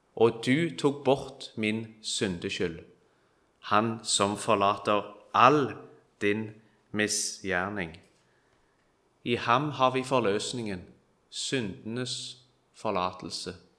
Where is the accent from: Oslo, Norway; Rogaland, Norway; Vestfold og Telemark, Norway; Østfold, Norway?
Rogaland, Norway; Kvitsøy; Jeg er fra Kvitsøy